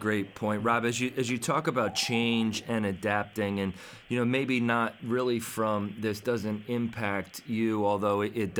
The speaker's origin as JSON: {"language": "English", "town": "Philadelphia", "region": "Pennsylvania", "country": "United States", "tie": "born or raised there", "said": "when I grew up in the Philadelphia area"}